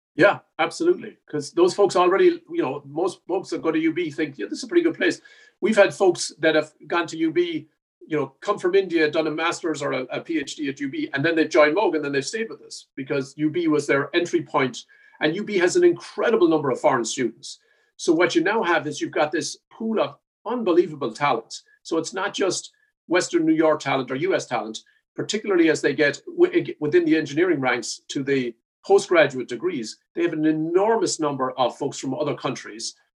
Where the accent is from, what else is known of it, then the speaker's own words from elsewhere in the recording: Ireland; now in Buffalo, United States; I'm Irish